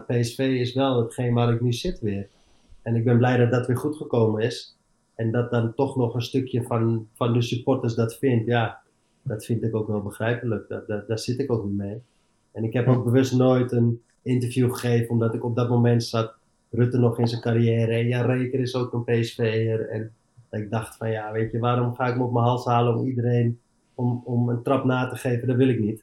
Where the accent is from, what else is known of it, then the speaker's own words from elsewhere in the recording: Amsterdam, North Holland, Netherlands; moved away as an adult; also born or lived in Eindhoven / England; ik ben opgegroeid in Amsterdam, als Amst ik ben Amsterdamse jongens